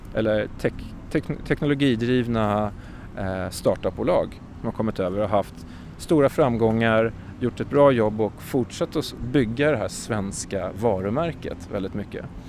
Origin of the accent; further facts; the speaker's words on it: Sweden; moved away as an adult; also born or lived in London, United Kingdom / Stockholm, Sweden; now in New York, United States; som svensk